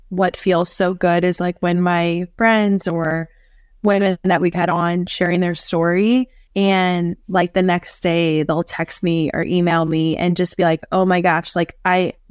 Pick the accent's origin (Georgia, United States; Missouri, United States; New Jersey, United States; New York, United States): Missouri, United States; St. Louis; I'm born and raised in St. Louis.